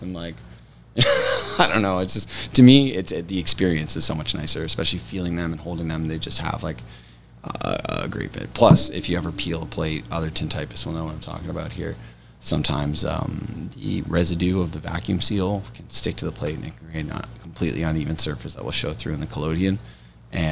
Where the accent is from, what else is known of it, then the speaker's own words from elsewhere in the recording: Oshawa, Ontario, Canada; I grew up in Oshawa, Ontario